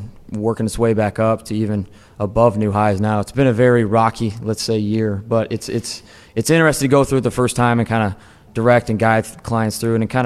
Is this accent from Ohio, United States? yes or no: yes; Lakewood, Ohio, United States; moved away as an adult; also born or lived in Maryville, Tennessee; I grew up in Northeast Ohio, Lakewood, Ohio